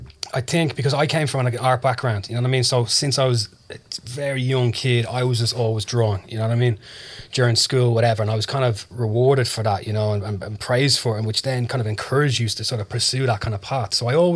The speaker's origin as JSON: {"language": "English", "town": "Dublin", "region": "Leinster", "country": "Ireland", "tie": "born or raised there", "said": "Sandyford. So I hung around sort of Sandyford, Ballantyre, that kind of area"}